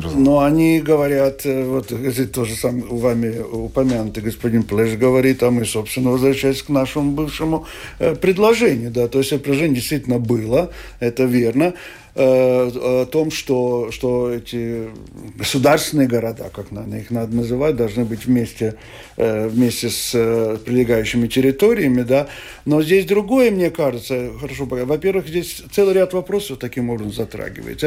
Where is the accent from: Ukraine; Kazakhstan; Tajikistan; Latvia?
Latvia; Riga; now in Skulte, Latvia; я человек, который родился в Риге, всю жизнь прожил в Риге